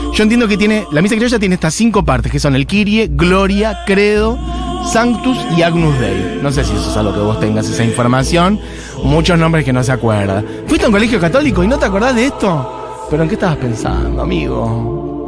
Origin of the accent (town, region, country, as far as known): Argentina